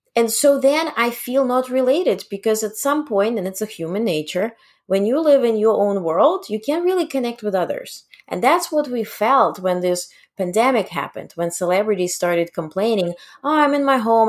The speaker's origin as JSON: {"language": "English", "country": "Ukraine", "tie": "born or raised there", "moved": "yes", "said": "I was born in Ukraine"}